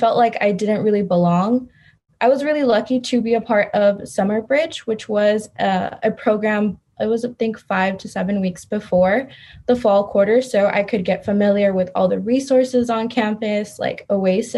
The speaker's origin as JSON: {"language": "English", "town": "Stockton", "region": "California", "country": "United States", "tie": "born or raised there", "lives_now": "San Diego, United States", "said": "I'm originally from Stockton, California, which is up north"}